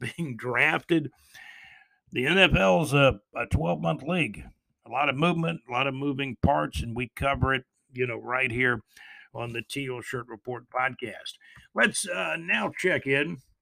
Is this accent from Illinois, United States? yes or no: no; Jacksonville, Florida, United States; I grew up in Jacksonville, Florida, too, so where I lived in Jacksonville on the west side